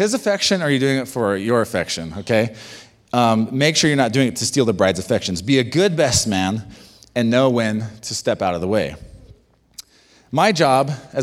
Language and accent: English; United States; being American